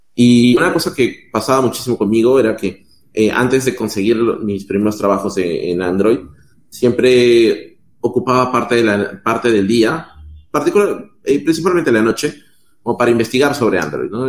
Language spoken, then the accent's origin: Spanish; Peru; moved away as an adult; also born or lived in Mexico; now in Chile; yo soy de Perú